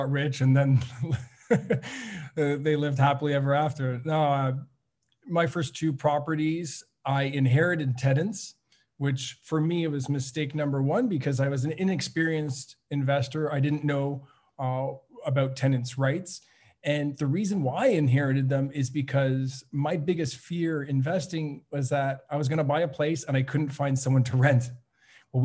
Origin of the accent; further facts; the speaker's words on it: Montreal, Quebec, Canada; also born or lived in Ottawa; I live in Montreal. So I'm born and raised in Montreal